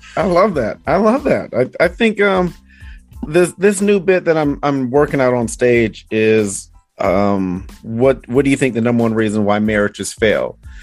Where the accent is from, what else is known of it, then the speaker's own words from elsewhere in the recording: Detroit, Michigan, United States; moved away; also born or lived in Arizona / Iowa; I'm from Detroit